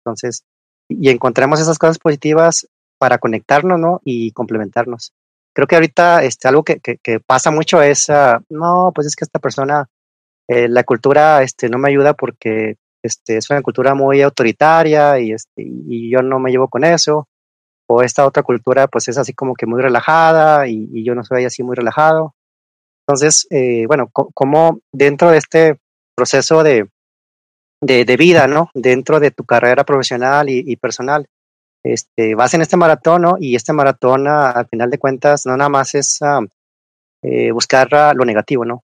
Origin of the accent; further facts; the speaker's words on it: Chihuahua, Mexico; yo que soy ya de Chihuahua